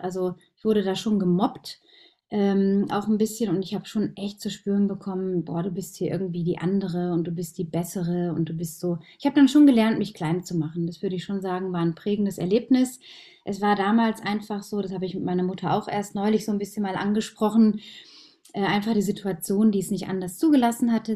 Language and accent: German; Lippstadt, North Rhine-Westphalia, Germany; Ich bin in Nordrhein-Westfalen geboren und aufgewachsen in einer kleinen Stadt, die heißt Lippstadt